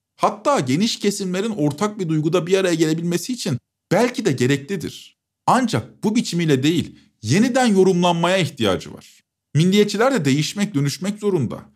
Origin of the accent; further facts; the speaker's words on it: İzmir, Turkey; ben İzmir'de büyüdüm.